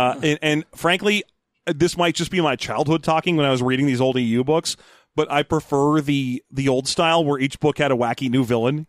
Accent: Albany, New York, United States; The Lutica expression. I'm from Albany.

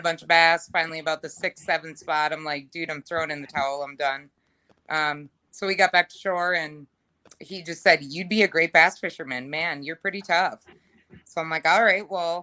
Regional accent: Ogilvie, Minnesota, United States; I grew up in Ogilvie, Minnesota

